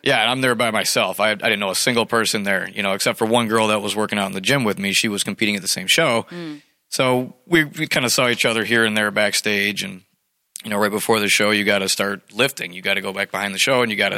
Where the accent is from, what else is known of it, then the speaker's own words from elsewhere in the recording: Clarkston, United States; I grew up in Clarkston, and uh, I played for the hockey team